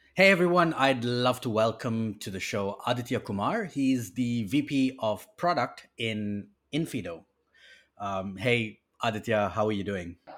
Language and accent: English; Botswana; I grew up in Africa as well. I grew up in a country called Botswana.